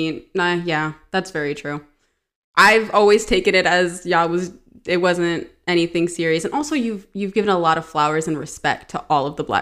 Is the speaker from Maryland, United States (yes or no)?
yes; Maryland, United States; I'm born and raised in Maryland.